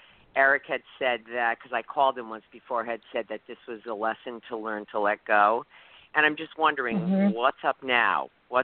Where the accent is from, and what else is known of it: Connecticut, United States